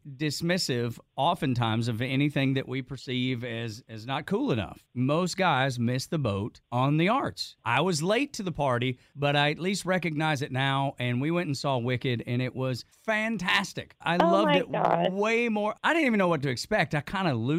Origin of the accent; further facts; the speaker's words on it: Northwest Georgia, United States; I'm born and raised in Northwest Georgia, and I kept my 706 number